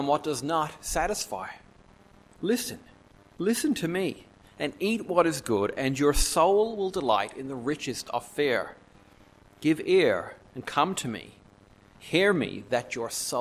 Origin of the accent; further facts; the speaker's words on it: Newfoundland and Labrador, Canada; moved away; I'm from Newfoundland in Canada